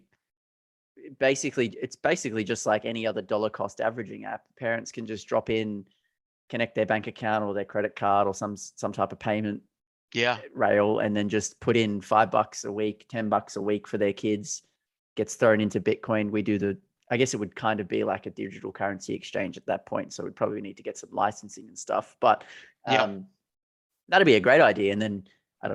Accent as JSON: {"language": "English", "country": "Australia", "tie": "born or raised there", "said": "we're from Australia, if it's not obvious by our accents, but growing up, going to primary school when we were, you know, 5, 6, 7, 8, they had this program from the Commonwealth Bank of Australia"}